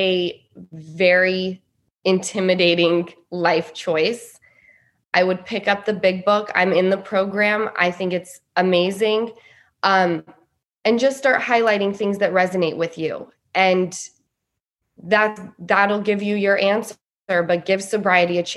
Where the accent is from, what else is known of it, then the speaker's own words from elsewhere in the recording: Salt Lake City, Utah, United States; I grew up in Salt Lake City, Utah